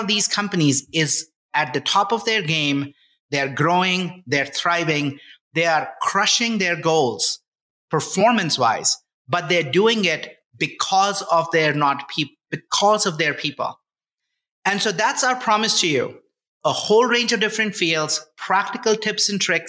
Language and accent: English; India; moved away as an adult; now in United States; I grew up in India.